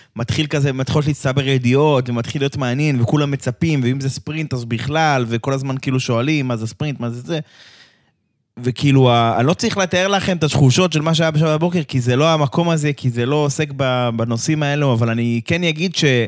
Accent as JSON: {"language": "Hebrew", "country": "Israel", "said": "אנחנו כישראלים"}